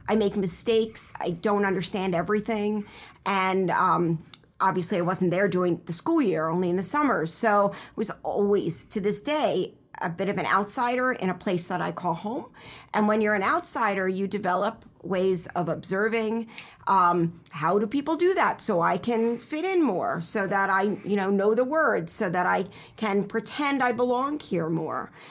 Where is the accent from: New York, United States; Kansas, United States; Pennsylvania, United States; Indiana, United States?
Pennsylvania, United States; Elkins Park; also born or lived in Israel; I grew up in Elkins Park, which is in Cheltenham Township, just, you know, twenty-five minutes from here, from Drexel by train